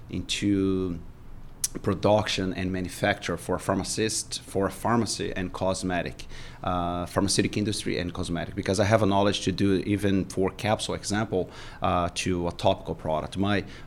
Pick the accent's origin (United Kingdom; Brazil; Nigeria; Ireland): Brazil; English is a second language; moved away as an adult; now in United States; come back and rebuild our life here in Brazil.